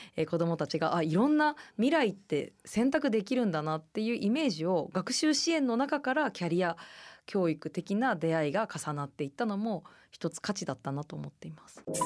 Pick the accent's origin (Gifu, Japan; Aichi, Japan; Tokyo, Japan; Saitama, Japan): Gifu, Japan; moved away as an adult; also born or lived in Kanto; 私はあの岐阜の田舎から出てきたんですけど大学に入学すると同時に関東に引っ越しをして